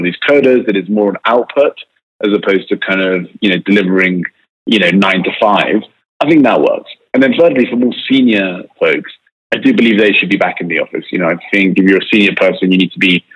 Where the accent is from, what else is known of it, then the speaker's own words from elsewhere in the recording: United Kingdom; accent: British; I was brought up in the UK.